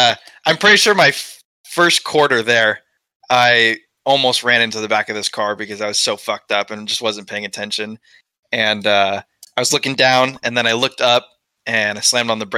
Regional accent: California, United States; growing up in the Central Valley, I mean, I'd say 90% of the kids in Central Valley would consider themselves NorCal versus SoCal, right?

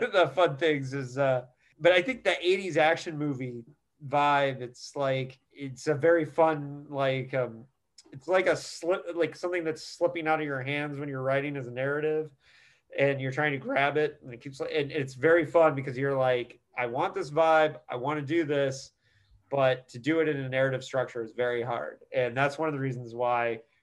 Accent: Bloomington, Indiana, United States; Bloomington, Indiana, which is my hometown.

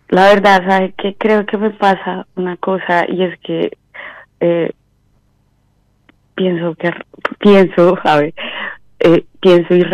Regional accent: Huila, Colombia; ¿De eh, Colombia? ¿De

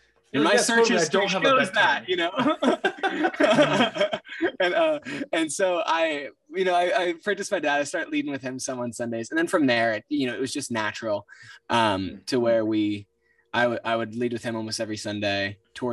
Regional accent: Cincinnati, Ohio, United States; Cincinnati, Ohio

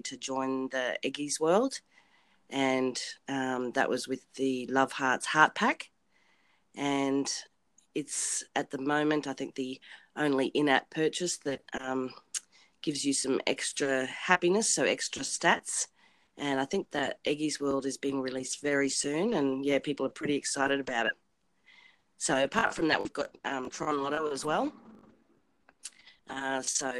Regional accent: Australia; I'm from Australia

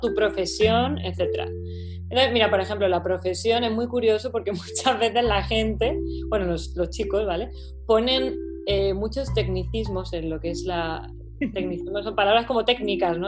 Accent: Málaga, Andalusia, Spain; moved away as an adult; now in London, United Kingdom; yo soy de Málaga

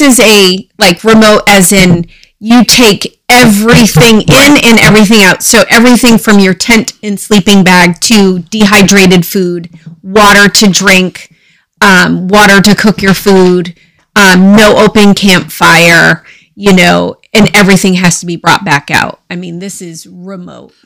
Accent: Dexter, Maine, United States; I was uh, born and raised in Dexter, Maine

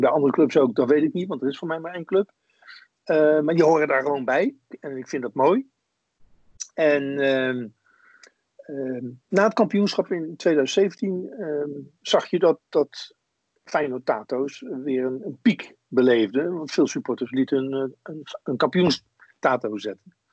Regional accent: Wateringen, South Holland, Netherlands; ik ben opgegroeid in Wateringen, dat is een, een tuindersdorp in het Westland.

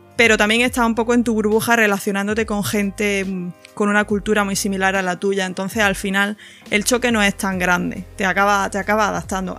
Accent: Granada, Andalusia, Spain; accent: Andalusian; moved away as an adult; also born or lived in Dubai / Paris; now in London, United Kingdom; de donde soy yo en Granada hay mucha cultura de, del tapeo

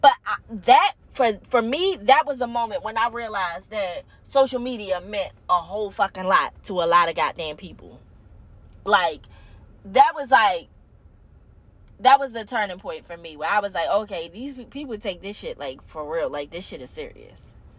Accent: Baltimore, Maryland, United States; accent: Baltimore; my Baltimore accent comes out very strongly sometimes.

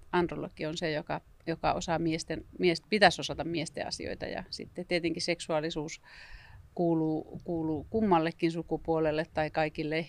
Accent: northern Finland, Finland; jossa mä oon pohjoista kotoisin

